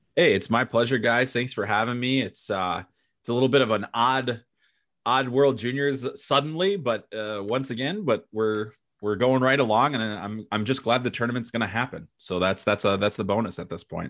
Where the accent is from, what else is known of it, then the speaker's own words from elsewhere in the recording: Chicago, Illinois, United States; I'm from Chicago, you know, I grew up a Blackhawks fan